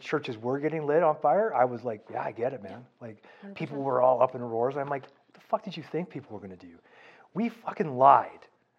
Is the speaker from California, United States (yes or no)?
yes; California, United States; now in Canada; And I was raised in California